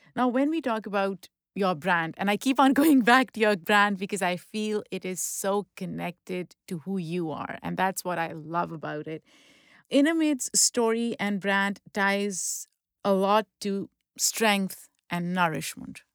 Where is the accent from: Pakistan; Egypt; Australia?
Pakistan; moved away; I grew up in Pakistan